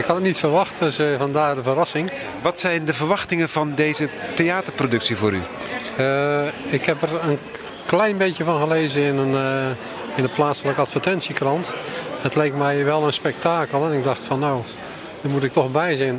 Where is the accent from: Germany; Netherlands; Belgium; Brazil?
Netherlands; Vlissingen, Zeeland; ik kom uit Vlissingen.